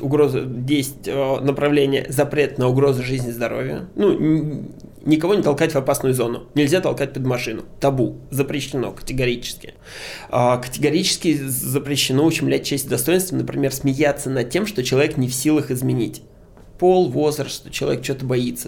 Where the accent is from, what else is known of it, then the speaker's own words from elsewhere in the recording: Moscow, Russia; Я а, родился в Москве, живу в Москве